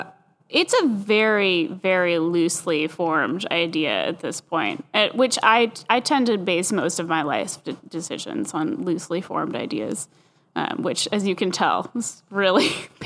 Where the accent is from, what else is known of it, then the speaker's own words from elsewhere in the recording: Oakland, California, United States; where I grew up in California, in the North Bay in Oakland, like boba tea is equivalent with Starbucks